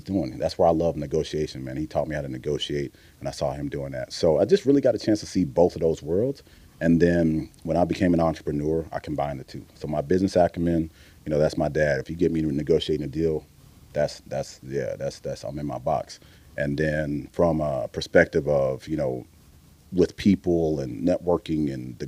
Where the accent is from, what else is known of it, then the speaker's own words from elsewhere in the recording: Missouri City, Texas, United States; I grew up in Mo City.